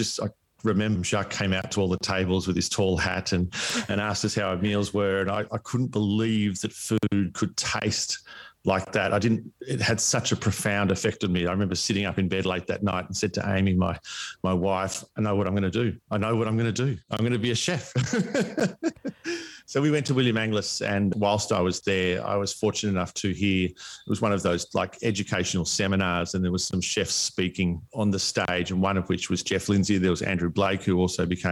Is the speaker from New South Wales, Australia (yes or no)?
no; East Gippsland, Victoria, Australia; moved away as an adult; also born or lived in Melbourne, Australia; now in Palm Cove, Australia; country life growing up in East Gippsland